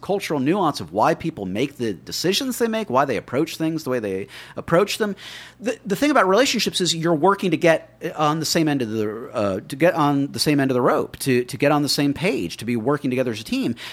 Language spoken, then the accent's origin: English; Miami, Florida, United States; I grew up in Miami